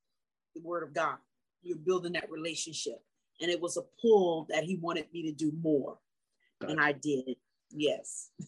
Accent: South Carolina, United States; I'm actually from South Carolina.

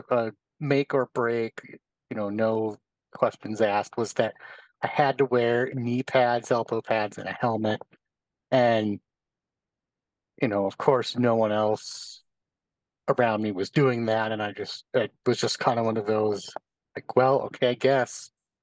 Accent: Bonners Ferry, Idaho, United States; now in Minneapolis, United States; I am originally from a small town in North Idaho, about 30 miles from the Canadian border called Bonner's Ferry.

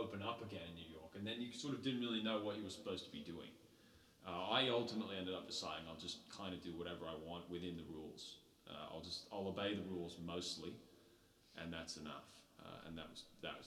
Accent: Sydney, New South Wales, Australia; also born or lived in New Zealand; I grew up in Sydney

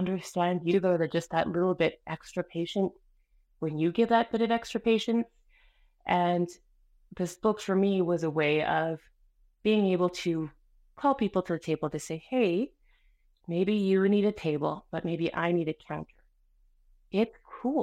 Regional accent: Canada; first language Spanish; English is a second language; also born or lived in Colombia; I'm from Colombia. I was born in Canada, but my parents arrived the year before I was born. So they hadn't quite realized that they left the country yet, you know? So I was very much raised in Colombia inside of Canada

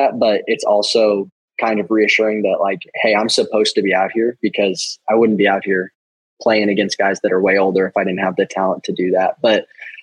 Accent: Piedmont, Oklahoma, United States; I grew up in Piedmont, Oklahoma

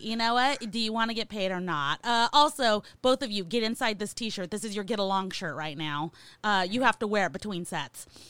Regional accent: California, United States; I'm from California

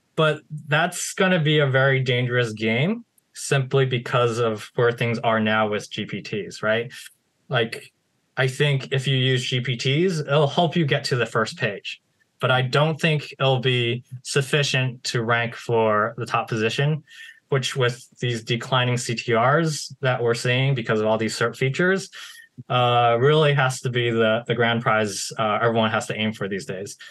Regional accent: United States; I was born in the United States

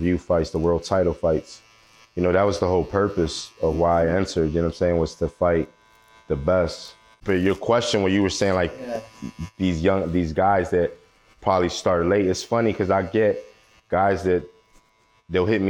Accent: Philadelphia, Pennsylvania, United States; Philadelphia, North Philly

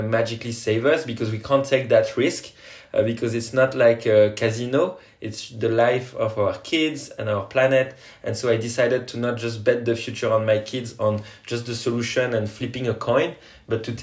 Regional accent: French Polynesia; now in France; I come from Tahiti, French Polynesia, an island that is risking to go underwater because of climate change.

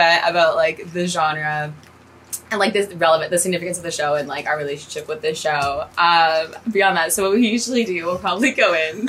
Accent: Canada; we're Canadian.

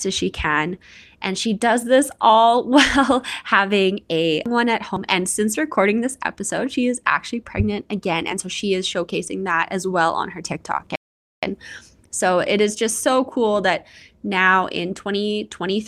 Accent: Canada; I'm your Canadian host

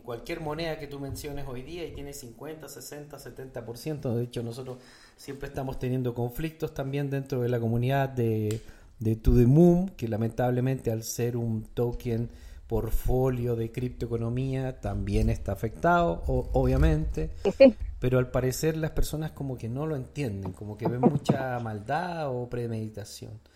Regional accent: Chile; En mi país, Chile

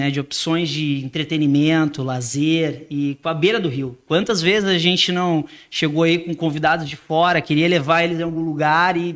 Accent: Porto Alegre, Rio Grande do Sul, Brazil; como bom porto-alegrense, estou com muito orgulho da minha cidade agora, né?

